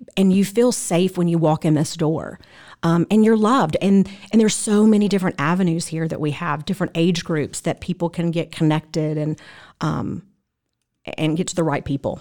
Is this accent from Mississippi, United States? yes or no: yes; Mississippi, United States; moved away as an adult; now in Franklin, United States; I am originally from Mississippi